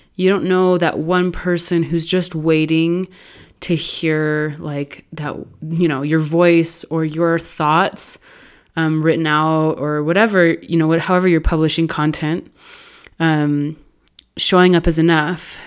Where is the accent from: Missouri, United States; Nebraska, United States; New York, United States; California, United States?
California, United States; I grew up in California.